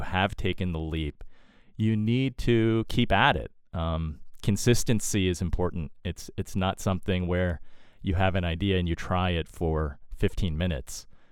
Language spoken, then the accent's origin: English; East Coast, United States; Born and raised on the East Coast